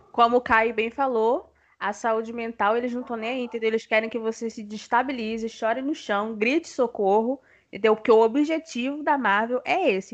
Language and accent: Portuguese; Rio de Janeiro, Brazil; sou do Rio de Janeiro